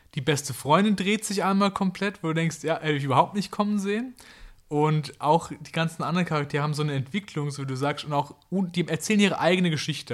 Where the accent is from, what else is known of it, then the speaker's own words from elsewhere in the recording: Kraichgau, Baden-Württemberg, Germany; da wo ich herkomme, das schöne Kraichgau